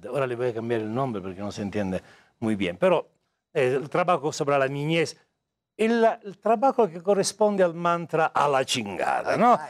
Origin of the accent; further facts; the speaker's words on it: Italy; Spanish is a second language; moved away as an adult; also born or lived in Pune, India; now in Mexico; Sono italiano di nascimento